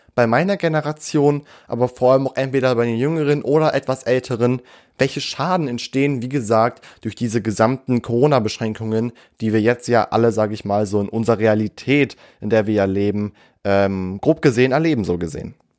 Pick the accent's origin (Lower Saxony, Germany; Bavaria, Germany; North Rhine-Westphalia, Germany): Lower Saxony, Germany; Göttingen; born or raised there